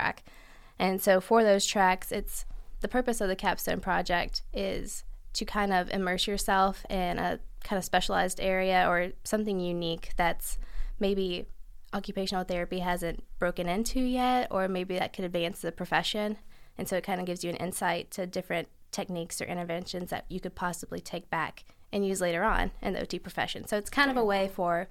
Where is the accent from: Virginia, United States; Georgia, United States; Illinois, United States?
Virginia, United States; Abingdon; moved away as an adult; now in Richmond, United States; I am from Abingdon, Virginia